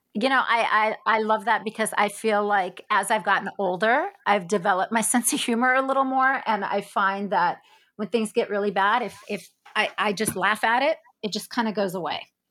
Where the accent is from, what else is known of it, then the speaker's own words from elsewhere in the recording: South Africa; moved away; also born or lived in Israel; I was born in Israel, and I grew up in South Africa